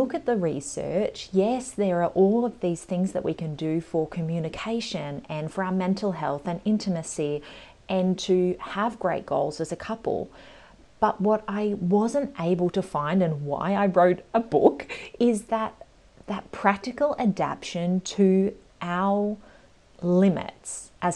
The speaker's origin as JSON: {"language": "English", "country": "Australia", "also_born_or_lived": "London", "said": "We are obviously from Australia, but we moved over there for a little while"}